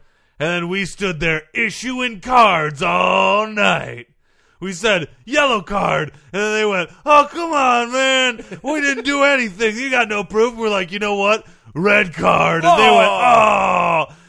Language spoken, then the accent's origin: English; United States; Because I'm from America.